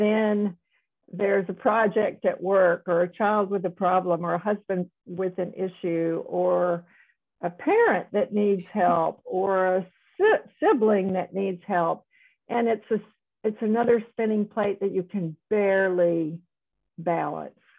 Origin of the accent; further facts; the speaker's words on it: South Carolina, United States; moved away as an adult; also born or lived in Dallas, Texas / Houston, Texas; I grew up in South Carolina and went to medical school there, but then went to Dallas for training and Houston for more training